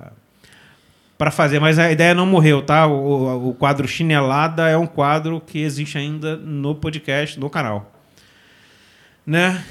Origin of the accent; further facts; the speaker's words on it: Rio de Janeiro, Brazil; a gente é da Zona Oeste